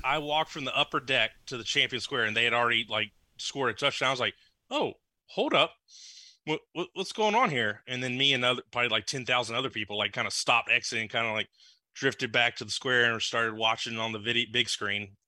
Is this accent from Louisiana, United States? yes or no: yes; Lafayette and Lake Charles, Louisiana, United States; I grew up in Lafayette and Lake Charles